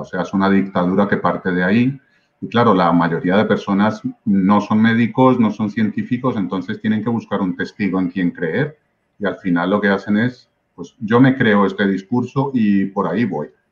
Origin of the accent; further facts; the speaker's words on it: Medellín, Antioquia, Colombia; moved away as an adult; now in Spain; Yo nací en Medellín, Colombia, Ah, yo viví la, digamos, la parte más intensa del Medellín de Pablo Escobar